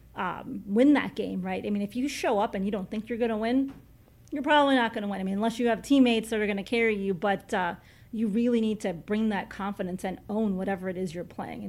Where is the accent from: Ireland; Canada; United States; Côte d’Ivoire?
United States; Chicago, Illinois; I grew up in Chicago, diehard Chicago Bears fan